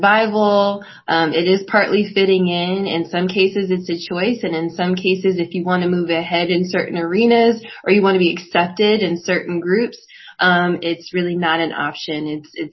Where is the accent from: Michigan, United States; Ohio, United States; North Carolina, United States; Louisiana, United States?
Ohio, United States; Northeast; moved away as an adult; also born or lived in Atlanta, Georgia; now in Maryland, United States; I'm originally from Ohio, Northeast Ohio